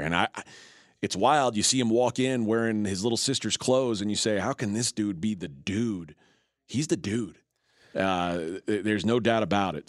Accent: Texas, United States; growing up in Texas

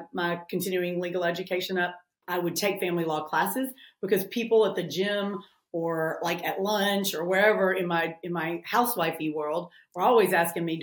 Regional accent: Memphis, Tennessee, United States; also born or lived in Nashville, Tennessee / New York; I'm from Memphis. I've lived in Memphis a lot of my life, and I've lived in Nashville a lot of my life. So, I can't get rid of the accent

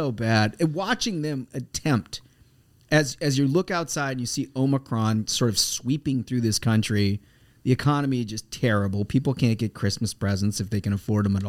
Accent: Minnesota, United States; my home state, Minnesota

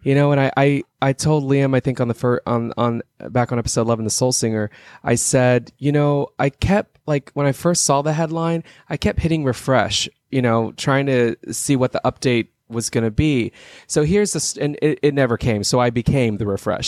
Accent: Texas, United States; I'm from Texas originally.

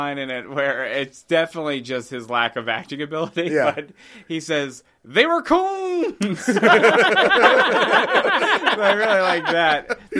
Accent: New Jersey, United States; So I'm from New Jersey.

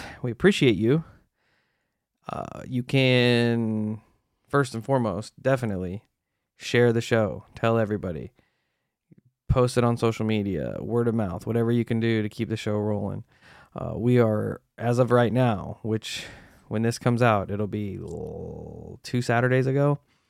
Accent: Utah, United States; also born or lived in Arizona; I grew up in Utah. My family moved to Arizona. I briefly moved back to Utah a couple years later.

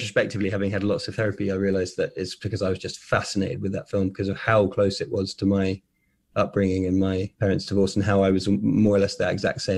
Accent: England, United Kingdom; born or raised there; moved away

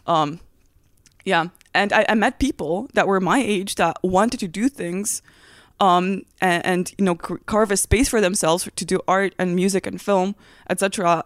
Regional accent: Transylvania, Romania; English is a second language; moved away as an adult; now in United States; I'm from Transylvania, Romania

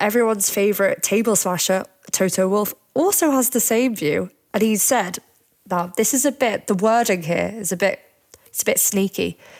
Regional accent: United Kingdom; As a British fan

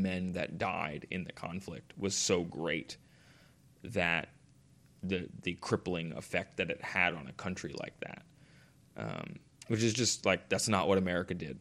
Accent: United States; myself as an American

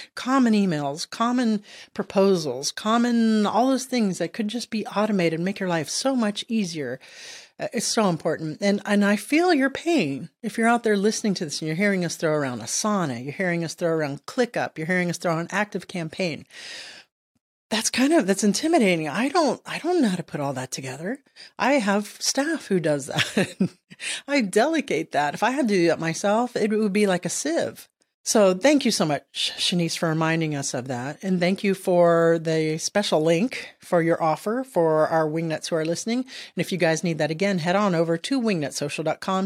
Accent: Miami, Florida, United States; moved away as an adult; also born or lived in Southern Maryland; now in Maryland, United States; I'm from Miami

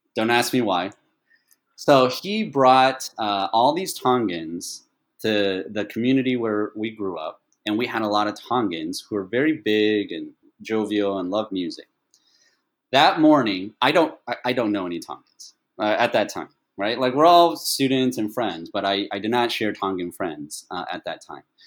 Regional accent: Dallas, Texas, United States; English is a second language; moved away as an adult; also born or lived in Taiwan / Atlanta, Georgia / Austin, Texas / Italy; now in Taipei, Taiwan; I grew up in Dallas, Fort Worth

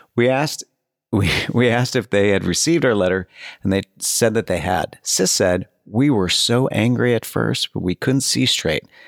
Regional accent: Oak Park, Illinois, United States; Kathy Griffin is from my hometown.

